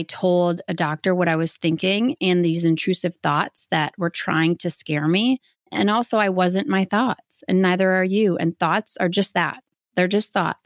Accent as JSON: {"language": "English", "region": "Midwest", "country": "United States", "said": "Midwest. Man, Midwesterns, we know how to drink."}